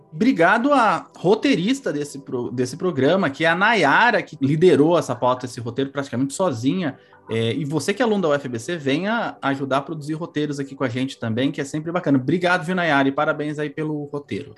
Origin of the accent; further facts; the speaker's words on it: São Paulo, Brazil; a casa que eu morava no Carandiru, que eu cresci em São Paulo